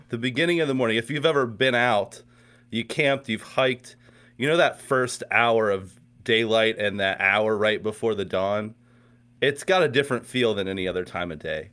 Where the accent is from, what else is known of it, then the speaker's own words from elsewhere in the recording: Pittsburgh, Pennsylvania, United States; also born or lived in West Virginia; now in Morgantown, United States; I grew up in Pittsburgh, Pennsylvania, just south of Pittsburgh, actually.